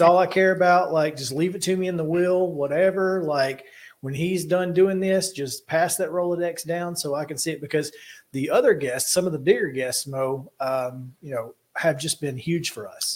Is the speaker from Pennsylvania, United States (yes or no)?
no; Alabama, United States; moved away as an adult; now in Tennessee, United States; I'm from Alabama. I've only been in Tennessee for five years.